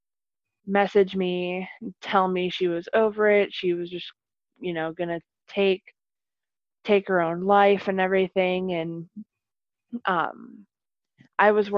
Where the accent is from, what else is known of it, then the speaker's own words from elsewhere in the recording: Arnold, Pennsylvania, United States; now in Meadville, United States; my hometown of Arnold